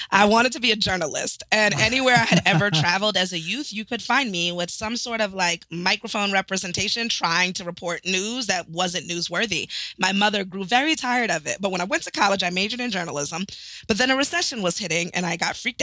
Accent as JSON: {"language": "English", "town": "East Providence", "region": "Rhode Island", "country": "United States", "said": "I am originally from East Providence, Rhode Island, super proud townie here"}